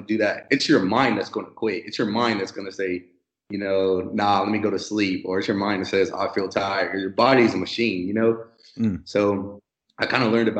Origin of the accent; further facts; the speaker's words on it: San Bernardino, California, United States; moved away as an adult; I'm from San Bernardino, California